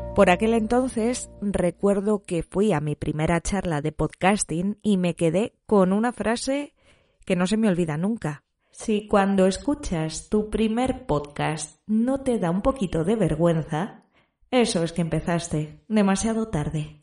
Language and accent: Spanish; Alicante, Valencian Community, Spain; moved away as an adult; now in Madrid, Spain; Nací hace 26 años en Alicante y desde hace 8 vivo en Madrid